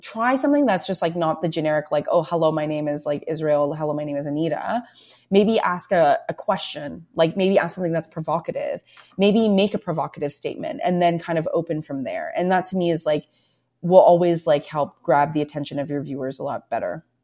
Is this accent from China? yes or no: no; Toronto, Ontario, Canada; I'm born and raised in Toronto, right? So when I was growing up in Scarborough